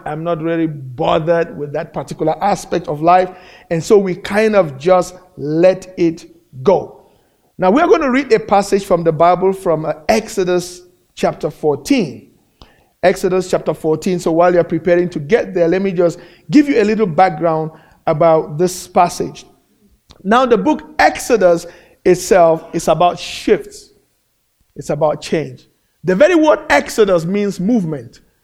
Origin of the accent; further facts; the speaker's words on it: Cameroon; moved away as an adult; now in United States; back in my home country in, uh, in Cameroon, in Central Africa